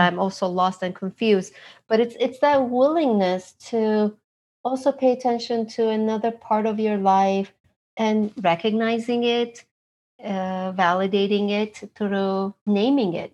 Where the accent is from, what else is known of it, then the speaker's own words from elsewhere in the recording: Istanbul, Turkey; now in Los Angeles, United States; I am originally from Istanbul, Turkey